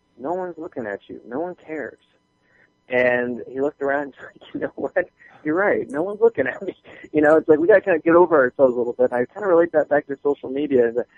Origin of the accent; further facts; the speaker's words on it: Southern United States, United States; And the only reason I even picked up and moved to Atlanta is because I'm from the South, my family's down here, and I'm a warm climate kind of guy.